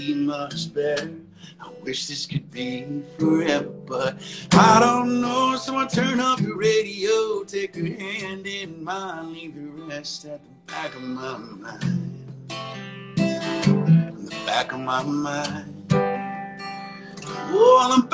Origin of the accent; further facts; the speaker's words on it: Ridgecrest, California, United States; moved away as an adult; also born or lived in Sherman Oaks, California; now in Nashville, United States; I'm from this place called Ridgecrest, California. It's like this middle of nowhere desert town.